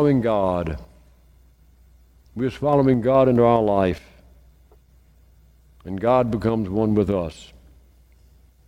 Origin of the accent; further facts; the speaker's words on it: Meridian, Mississippi, United States; when I was growing up in St. Paul's in Meridian, we had communion